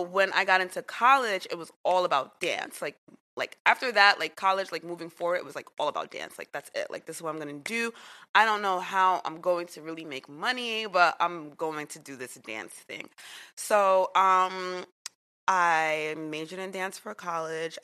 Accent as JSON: {"language": "English", "town": "New York City", "region": "New York", "country": "United States", "tie": "born or raised there", "said": "I grew up in Queens"}